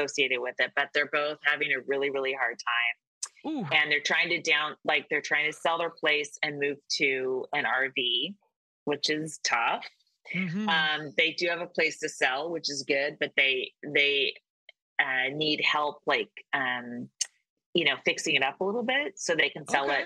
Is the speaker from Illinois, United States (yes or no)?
no; Walnut Creek, California, United States; I was raised in Walnut Creek